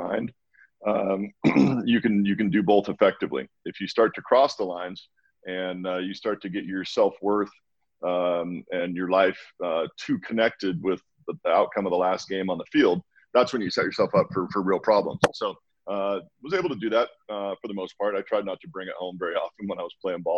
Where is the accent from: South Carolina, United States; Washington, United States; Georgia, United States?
Washington, United States; Walla Walla; moved away as an adult; now in Bend, United States; my little hometown, Walla Walla, Washington, that I grew up